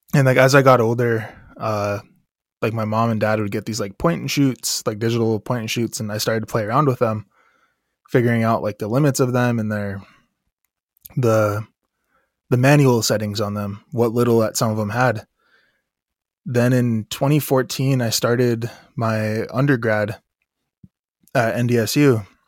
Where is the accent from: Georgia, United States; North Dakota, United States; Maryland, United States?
North Dakota, United States; Standing Rock Nation, Long Soldier District; I come from the Standing Rock Nation. Specifically, I come from Long Soldier District